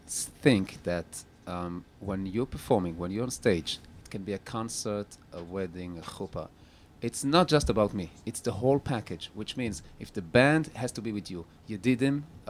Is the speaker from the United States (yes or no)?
no; Antwerp, Flanders, Belgium; Yes, and I grew up in Antwerp in Europe.